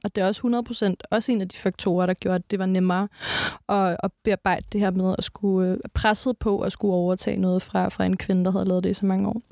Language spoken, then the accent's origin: Danish; Næstved, Zealand, Denmark; jeg er fra Næstved. Altså, sådan, jeg er fra provinsen